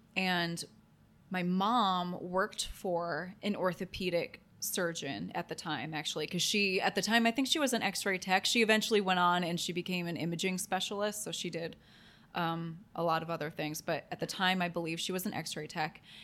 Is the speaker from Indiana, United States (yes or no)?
no; Toledo, Ohio, United States; I grew up in Toledo, Ohio